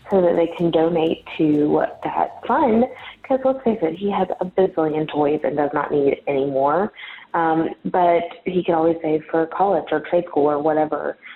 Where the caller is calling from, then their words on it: Cleveland, Tennessee, United States; I'm calling from Cleveland, Tennessee.